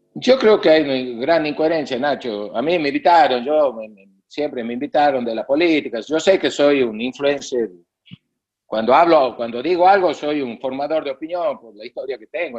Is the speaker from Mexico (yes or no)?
no; northern Argentina, Argentina; el lugar de donde yo vengo, el NOA y el NEA es pobre